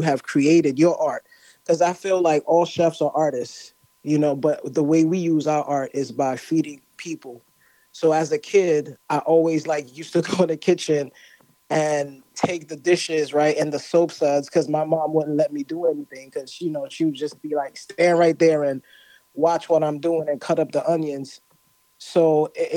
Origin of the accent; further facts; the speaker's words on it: New York City, New York, United States; I'm Caribbean, so my background is Haitian. Grew up in New York